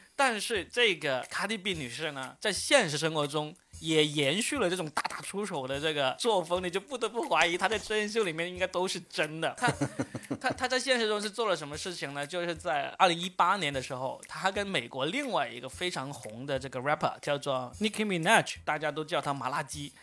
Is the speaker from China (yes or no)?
yes; China; 我们中国人愿意去转啊